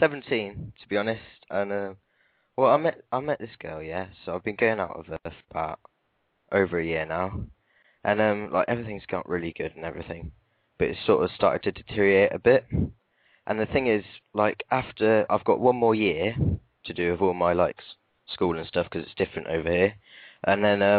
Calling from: Stratford-upon-Avon, West Midlands, United Kingdom; Yeah, yeah. Near Stratford, which is where Shakespeare was born, so yeah.

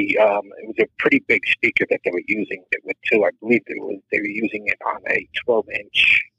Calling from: South Carolina, United States; Calling from South Carolina.

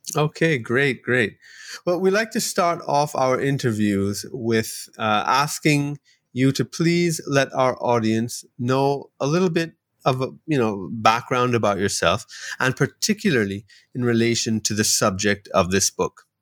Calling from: Trinidad & Tobago; I'm calling you from Trinidad and Tobago in the Caribbean

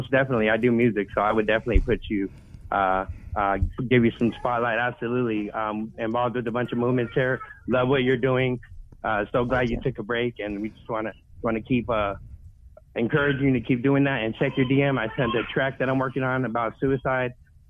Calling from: Phoenix, Arizona, United States; I'm probably from the United States, Arizona, Phoenix City.

